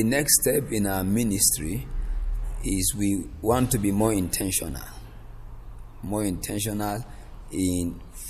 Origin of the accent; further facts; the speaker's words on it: Kaduna State, Nigeria; And that is where I live. I'm also from the north. I'm from Kaduna State.